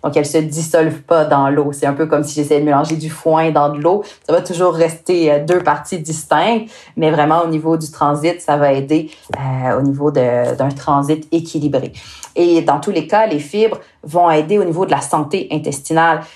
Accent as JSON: {"language": "French", "region": "Quebec", "country": "Canada", "accent": "Québécois", "said": "avec mon accent, euh, moi je viens du Québec"}